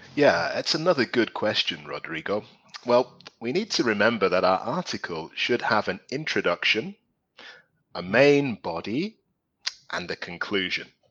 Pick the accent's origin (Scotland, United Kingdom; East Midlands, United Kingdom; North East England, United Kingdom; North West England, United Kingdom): North East England, United Kingdom; Newcastle upon Tyne; also born or lived in London; now in Spain; I'm originally from London, but when I was small, I moved to the northeast of England, a place called Newcastle.